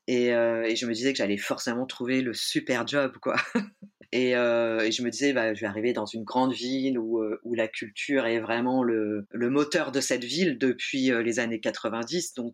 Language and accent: French; Auvergne-Rhône-Alpes, France; now in Nantes, France; Et puis en plus je venais de Savoie et, euh, et le monde culturel nantais est assez entre soi et c'était assez difficile d'ouvrir les portes quoi.